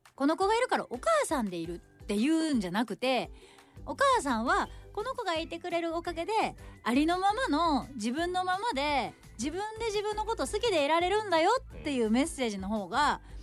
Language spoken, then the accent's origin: Japanese; Shimane, Japan; 私の地元島根